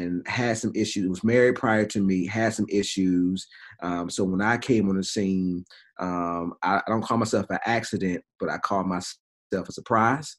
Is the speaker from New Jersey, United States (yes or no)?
no; Durham, North Carolina, United States; now in Greensboro, United States; I grew up in Durham. Grew up in the south side of Durham